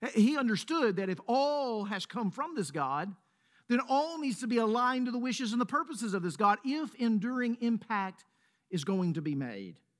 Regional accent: Laurel, Mississippi, United States; now in Middle Tennessee, United States; I say Mississippi. I might even go deeper. I might say Laurel, Mississippi

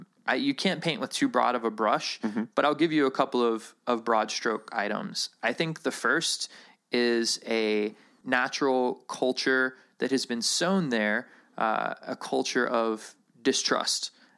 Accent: Alabama, United States; Oh, I'm from Alabama, though. I come by it earnestly.

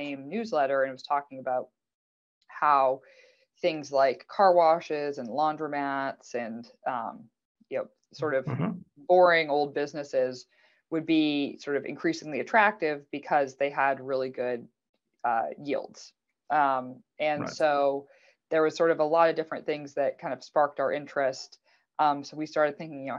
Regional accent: Canada; now in United States; I'm Canadian, even though I live in the US now.

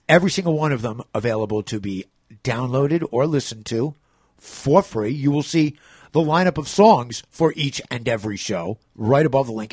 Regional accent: New York City, New York, United States; as a New Yorker

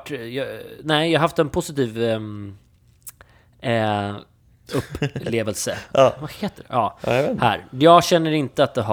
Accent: Sweden; att vi är svenskar

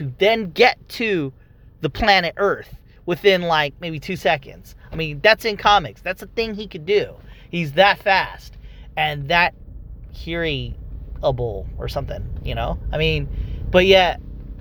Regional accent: Philippines; me being Filipino

